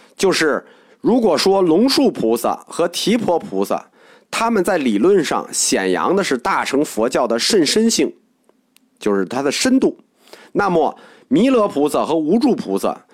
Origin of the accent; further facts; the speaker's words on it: China; 我们中国人